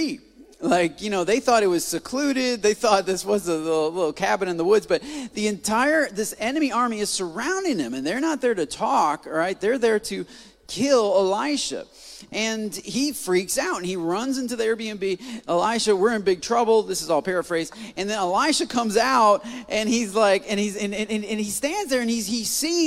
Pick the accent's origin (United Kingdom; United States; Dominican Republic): United States; Port Huron, Michigan; moved away as an adult; now in Texas, United States; I'm from Michigan. I'm from Port Huron, Michigan